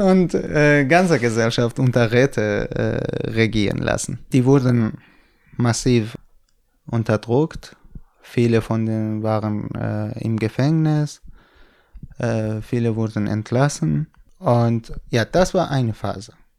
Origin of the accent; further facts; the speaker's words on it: Kurdistan, Iran; German is a second language; moved away as an adult; also born or lived in Hamedan, Iran; now in Berlin, Germany; Ich bin in Kurdistan geboren und aufgewachsen.